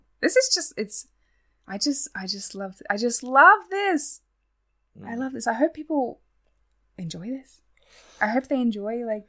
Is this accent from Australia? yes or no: yes; Australia; accent: Australian; I'm keeping my Australian accent. It is messy. It's already not very strong for an Australian accent.